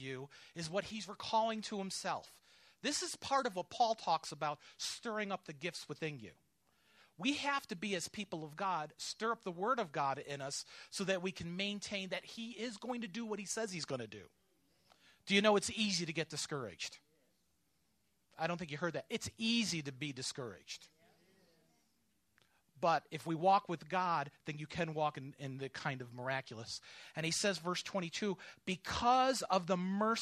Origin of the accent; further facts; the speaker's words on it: New York, United States; now in Georgia, United States; I'm from New York. My father's from the Bronx